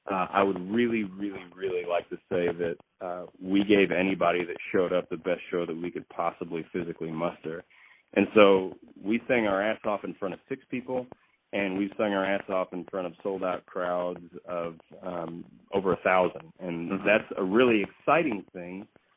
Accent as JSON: {"language": "English", "town": "Fort Worth", "region": "Texas", "country": "United States", "tie": "born or raised there", "also_born_or_lived": "Austin, United States", "said": "I grew up in Fort Worth, Texas. I did a lot of growing up in Austin because I was in college at the time. But when I was a kid, it was in Fort Worth."}